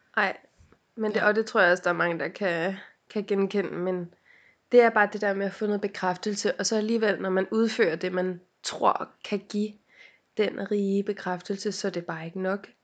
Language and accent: Danish; Helsinge, Capital Region of Denmark, Denmark; jeg er fra Helsing